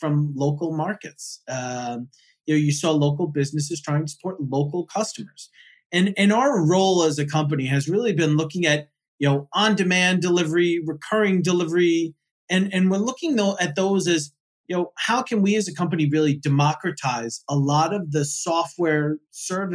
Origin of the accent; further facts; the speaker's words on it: East Coast, United States; I grew up on the East Coast